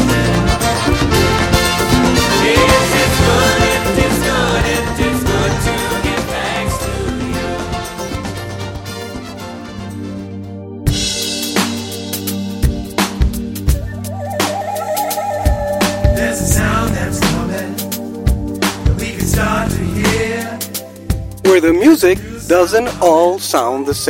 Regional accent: New York, United States; as a New Yorker

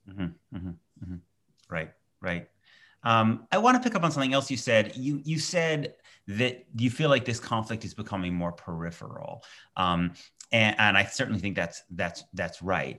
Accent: United States; I'm an American Jew

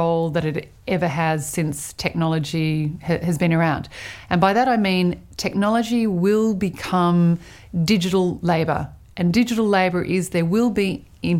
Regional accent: Sydney, New South Wales, Australia; also born or lived in New York; I am from Sydney, but I work between New York and Australia

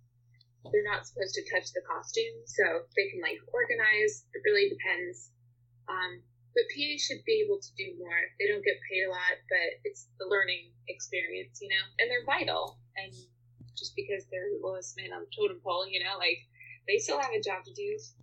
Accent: New York, United States; now in Atlanta, United States; I'm actually originally from New York.

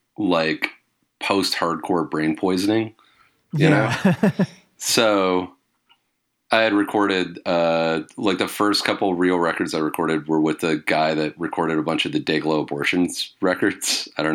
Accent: British Columbia, Canada; on the island that I grew up on Vancouver Island, just covered in coniferous trees.

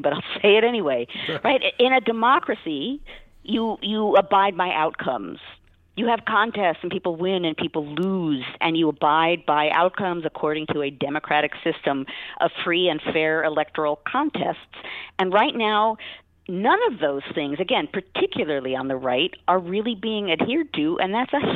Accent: United States; as a historian and as an American

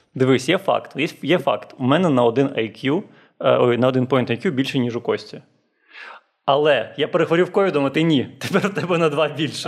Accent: Chornomorsk, Odesa Oblast, Ukraine; я з Чорноморська, це таке невелике місто, і там кожні 5 хвилин ходять маршрутки до Одеси.

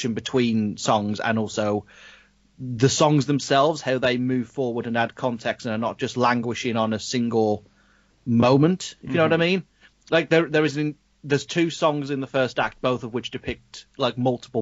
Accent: United Kingdom; we're really taught in schools in the UK

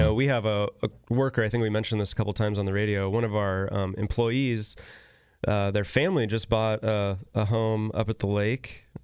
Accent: Northern California, United States; growing up in Northern California

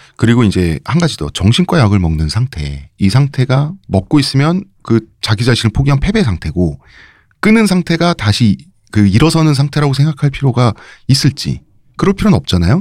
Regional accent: Seoul, South Korea; 제가 서울내기로서

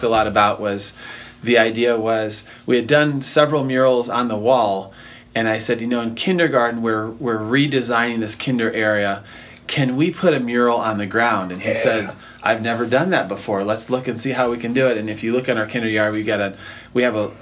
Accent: Michigan, United States; moved away as an adult; also born or lived in Los Angeles, California; now in Petaluma, United States; I was actually born and raised in Michigan

